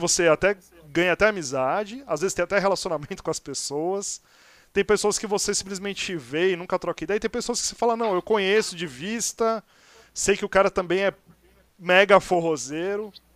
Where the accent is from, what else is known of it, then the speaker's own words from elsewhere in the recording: Santos, São Paulo, Brazil; moved away as an adult; now in São Paulo, Brazil; eu sou de Santos, mas moro em São Paulo já há 20 anos